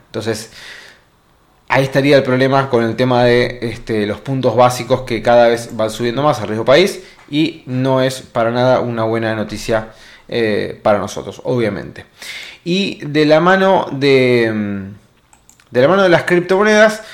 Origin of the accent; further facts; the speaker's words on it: Argentina; nosotros los argentinos